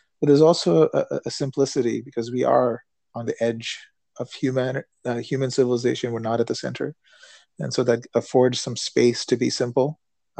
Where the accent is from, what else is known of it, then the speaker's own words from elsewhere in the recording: India; also born or lived in United States; when I reflect on what I experienced growing up in India and growing up in the United States